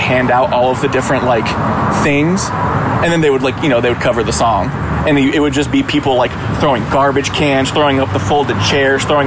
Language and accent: English; Reno, Nevada, United States; I grew up in Reno, Nevada.